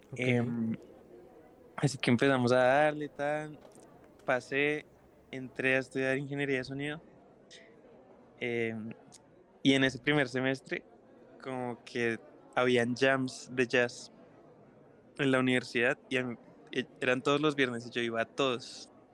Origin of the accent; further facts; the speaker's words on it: Bogotá, Colombia; soy un artista eh, bogotano, soy guitarrista y cantante y compositor